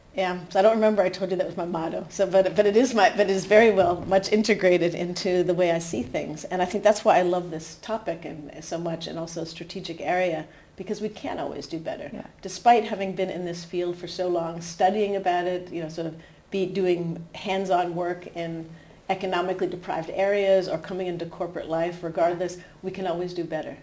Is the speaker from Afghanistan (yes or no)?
no; New Hampshire, United States; moved away as an adult; also born or lived in Aarhus, Denmark; now in Denmark; maybe you could hear from my accent that I'm from the U.S. still, despite living in Denmark 25 years. But I grew up in New Hampshire